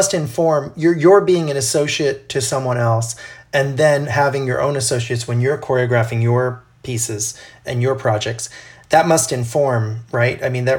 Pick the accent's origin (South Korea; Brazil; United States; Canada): Brazil; I grew up in Brazil, so for me, a lot of Brazilian rhythms are really easy.